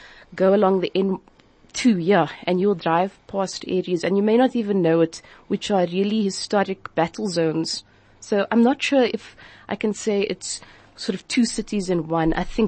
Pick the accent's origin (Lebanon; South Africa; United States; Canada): South Africa; Cape Town, Western Cape; I've been very lucky to live in areas in Cape Town that have sort of been in between other areas, pockets of gang strongholds.